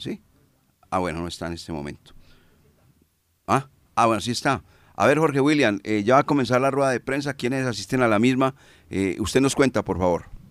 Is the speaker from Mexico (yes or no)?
no; Colombia; como somos colombianos